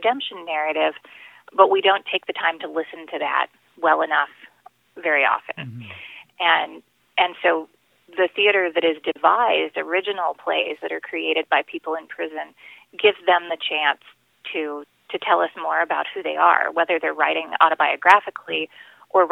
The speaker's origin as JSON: {"language": "English", "town": "El Paso", "region": "Texas", "country": "United States", "tie": "born or raised there", "also_born_or_lived": "Michigan", "moved": "as an adult", "lives_now": "Ann Arbor, United States", "said": "My Spanish is pretty decent because I grew up in El Paso"}